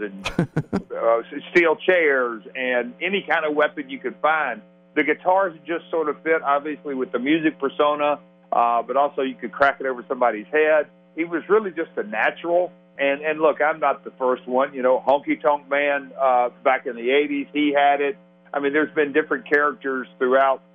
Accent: Nashville, Tennessee, United States; I'm from Music City. I'm from Nashville.

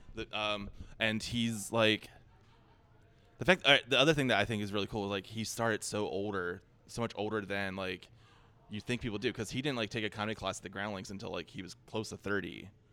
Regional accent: Philadelphia, Pennsylvania, United States; I grew up in Philadelphia

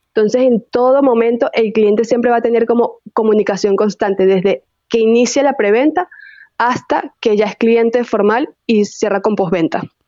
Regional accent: Venezuela; accent: venezolano; moved away as an adult; also born or lived in Chile; now in Mexico; soy venezolana

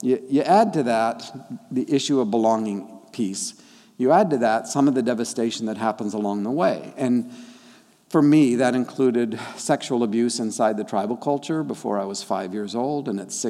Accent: Papua, Indonesia; first language Dani; English is a second language; The tribal folk, the Dani, raised me. And they taught me my first language. My parents were doing the missionary thing, and that means they were really busy.

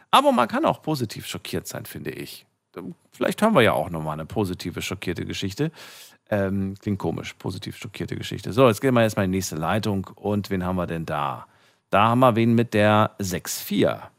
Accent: Limburg, Hesse, Germany; Ich, ich komme aus Limburg.

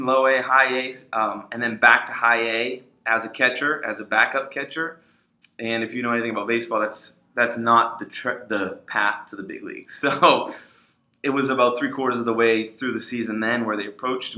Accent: Waltham, Massachusetts, United States; I grew up in Waltham, which is a suburb right outside of Boston

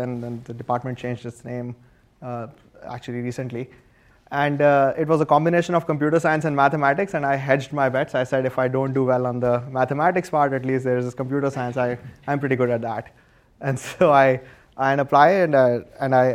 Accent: India; moved away as an adult; now in United States; I grew up in India, and I was an electrical engineer there

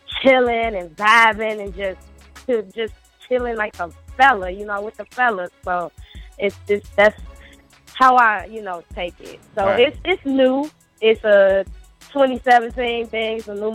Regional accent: Chicago, Illinois, United States; I'm from Chicago, Chi-Town.

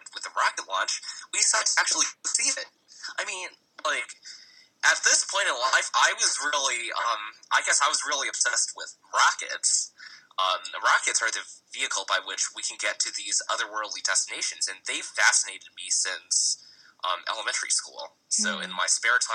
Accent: Connecticut, United States; I grew up in Connecticut, so that's in the northeastern United States.

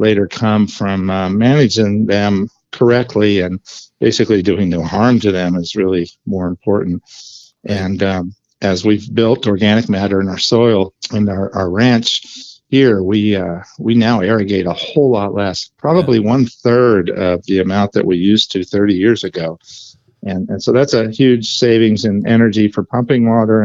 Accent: Ferndale, California, United States; moved away as an adult; now in Crescent City, United States; I originally grew up in Humboldt County, just south of us, 100 miles away

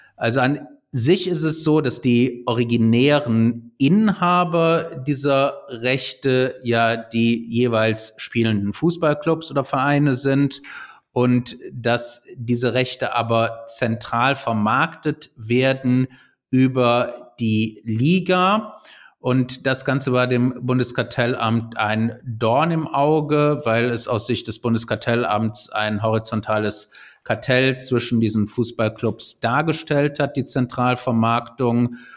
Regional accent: Cologne, North Rhine-Westphalia, Germany; als Kölner

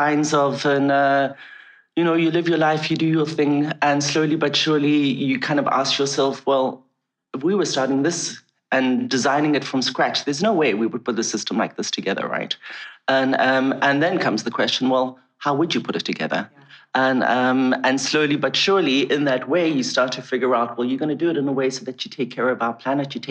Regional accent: South Africa; when I was a kid, I grew up in South Africa

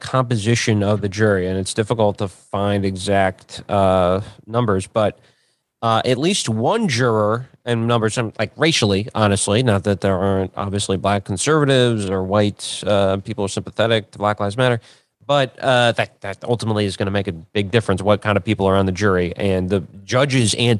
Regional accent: Minnesota, United States; a Minnesotan

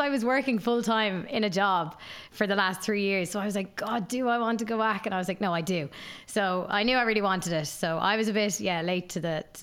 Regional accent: Waterford, Munster, Ireland; I'm from Waterford, from the sunny southeast

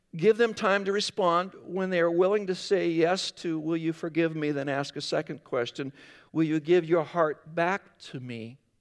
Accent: Northwest Iowa, United States; moved away; I grew up in Northwest Iowa

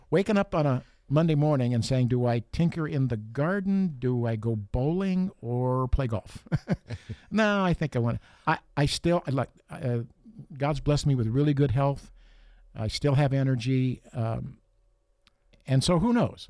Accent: South San Francisco, California, United States; moved away as an adult; also born or lived in Sacramento, California; now in Fresno, United States; we grew up there in South San Francisco

